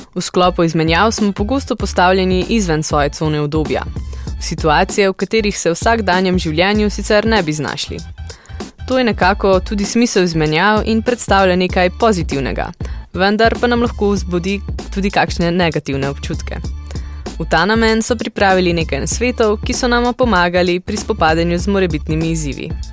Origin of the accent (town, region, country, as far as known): Slovenia